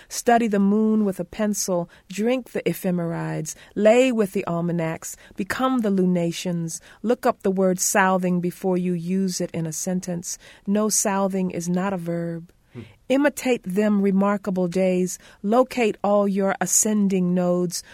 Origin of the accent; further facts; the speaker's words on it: Conway, South Carolina, United States; I was born in Conway, South Carolina, half a mile from the Atlantic Ocean